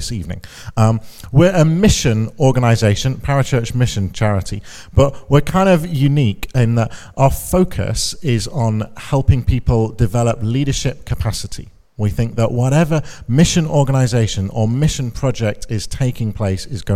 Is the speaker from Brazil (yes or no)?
no; Chorley, North West England, United Kingdom; moved away as an adult; now in London, United Kingdom; I'm a Lancashire lad. I grew up in Chorley, just up the M61, so I was there for the first 18 years, proper Chorley.